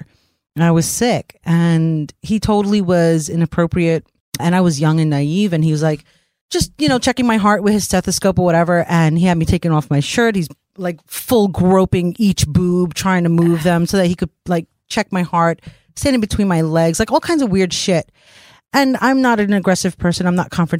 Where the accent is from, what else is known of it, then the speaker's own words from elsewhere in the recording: New York City, New York, United States; growing up in New York City on the train in the 90s